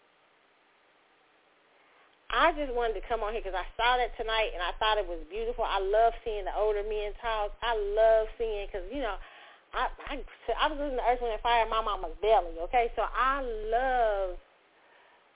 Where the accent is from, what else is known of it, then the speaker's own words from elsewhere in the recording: United States; We are American. We in the soil